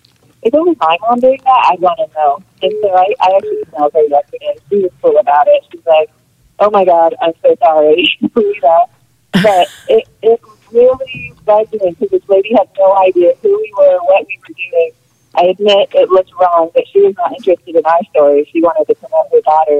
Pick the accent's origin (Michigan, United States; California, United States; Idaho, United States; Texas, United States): Idaho, United States; we're from Idaho. We don't have Dunkin'. We live in Idaho.